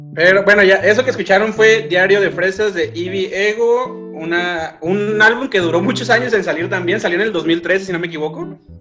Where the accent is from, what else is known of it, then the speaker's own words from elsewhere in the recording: Tijuana, Baja California, Mexico; moved away as an adult; now in Mexico City, Mexico; soy de Tijuana, pero vivo en la Ciudad de México hace dos años